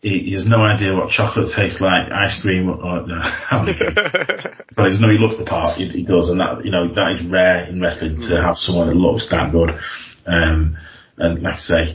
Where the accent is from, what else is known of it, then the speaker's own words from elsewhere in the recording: Blackpool, North West England, United Kingdom; I'm from Blackpool, and we do the shows in Wigan